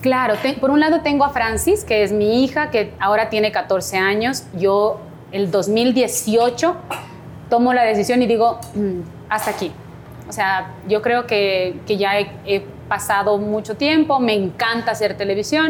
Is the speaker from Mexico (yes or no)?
no; Cumbayá, Pichincha, Ecuador; Me metí de, reina de mi parroquia, yo soy de Cumbayá